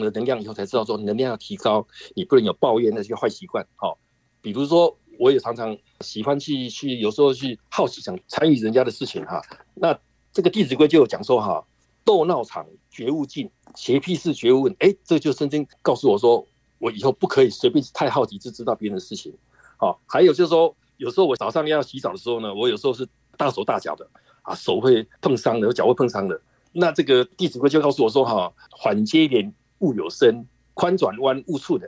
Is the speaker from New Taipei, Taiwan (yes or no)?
yes; Sanxia, New Taipei, Taiwan; 我是来自台湾台北三峡的